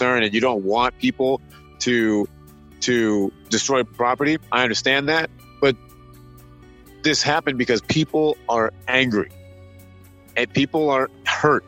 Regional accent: Michigan, United States; I'm a Midwest guy. I grew up playing hockey in Michigan.

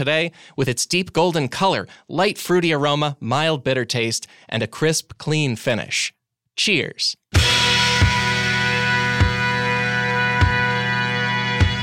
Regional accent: Chicago, Illinois, United States; I grew up watching it in Chicagoland on ABC 7 at 3:30 p.m.

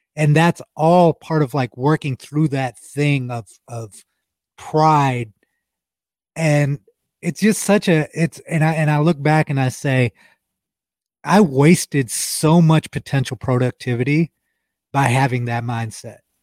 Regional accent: Ohio, United States; We're both from Ohio

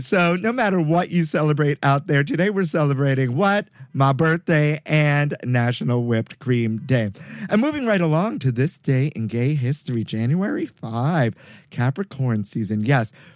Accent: New York City, New York, United States; I grew up in Sunset Park, Brooklyn on 55th Street between 8th and 9th Avenue

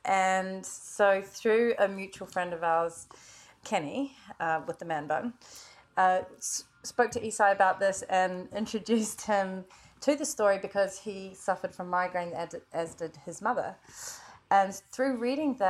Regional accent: New Zealand; moved away; So I'm a Kiwi, originally from New Zealand.

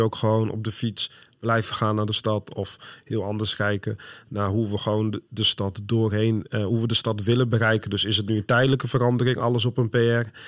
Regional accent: Northerners, northern Netherlands, Netherlands; we als Noorderlingen

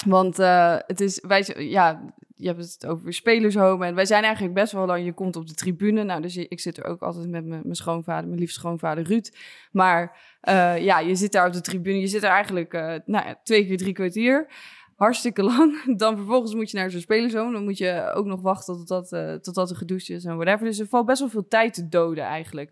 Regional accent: Soest, Utrecht, Netherlands; ik ben opgegroeid uit Soes, maar vlakbij Amersfoort

